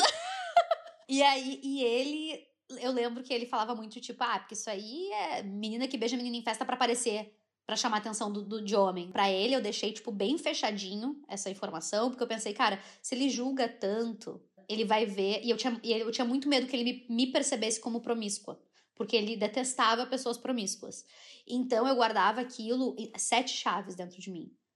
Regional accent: Brazil; accent: Brazilian; moved away as an adult; now in United Kingdom; eu sou brasileira, mas eu sou branca

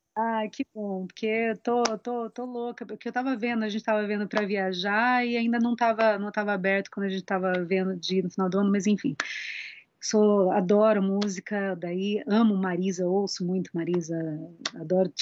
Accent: São Pedro, São Paulo, Brazil; also born or lived in Campinas; now in Piracicaba, Brazil; eu nasci em Campinas, mas bem pequena eu fui para para São Pedro, que é aqui pertinho

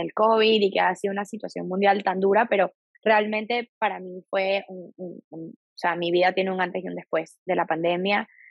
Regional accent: Venezuela; moved away as an adult; now in Miami, United States; soy venezolana, vivo en los Estados Unidos desde ya hace

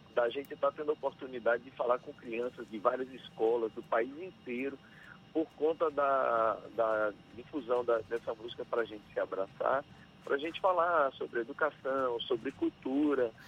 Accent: Riachão do Jacuípe, Bahia, Brazil; Guiação do Jacuípe, na minha cidade

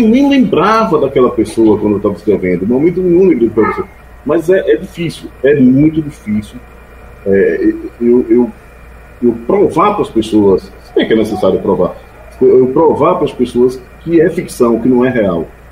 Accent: Sátiro Dias, Bahia, Brazil; moved away; a minha terra, o Junco, Sátio Dias

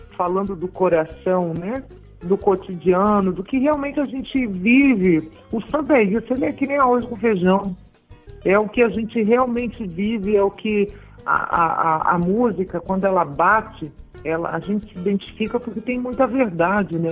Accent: Santa Catarina, Brazil; moved away as an adult; also born or lived in Curitiba; now in Salvador, Brazil; E morei, fui desde a minha infância, morei muito em, eh, durante muito tempo em Santa Catarina

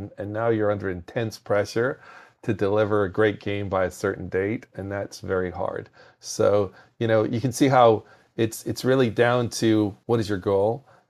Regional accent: Belfast, Northern Ireland, United Kingdom; now in United States; was in school in Northern Ireland. So I'm actually from Belfast in Northern Ireland.

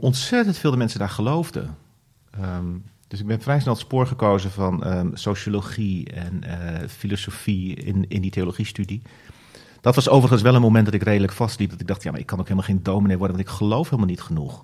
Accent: Middelburg, Zeeland, Netherlands; Ik ben opgegroeid in Zeeland, in eh, Middelburg

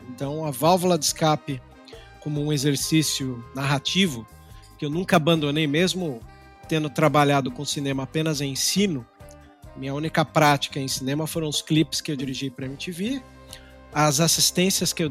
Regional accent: São Paulo, Brazil; Eu sou de São Paulo, do ABC Paulista. Né? Cresci no movimento de brigas de gangue.

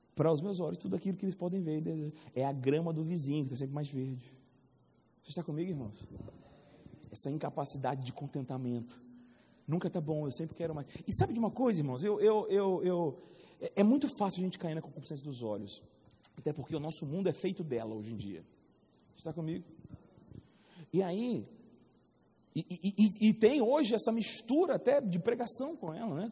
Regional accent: Rio de Janeiro, Brazil; now in Campina Grande, Brazil; Eu sou do Rio de Janeiro

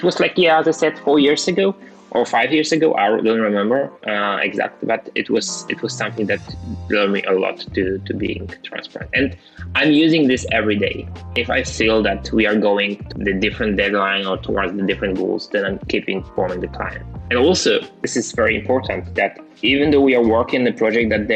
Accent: Wrocław, Lower Silesian Voivodeship, Poland; I was the guy from Wrocław, from a pretty small town, maybe not small, but like still, the guy from Poland

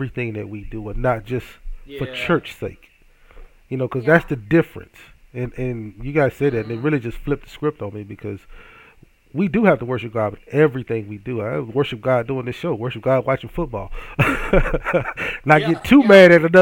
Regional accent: Hattiesburg, Mississippi, United States; my hometown of Hattiesburg, Mississippi

